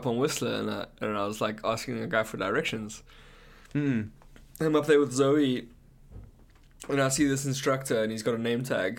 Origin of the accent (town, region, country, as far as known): South Africa; now in Canada